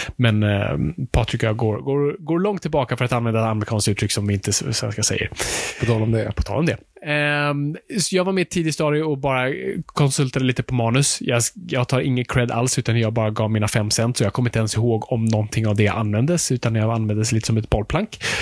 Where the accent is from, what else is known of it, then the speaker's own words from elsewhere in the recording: Sweden; Vi, vi kommer från en helt annan kulturtradition